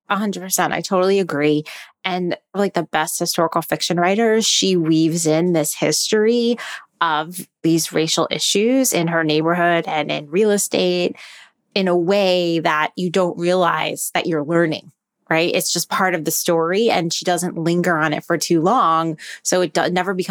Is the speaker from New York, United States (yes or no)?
yes; New York City, New York, United States; being a New Yorker, even though I don't live in Brooklyn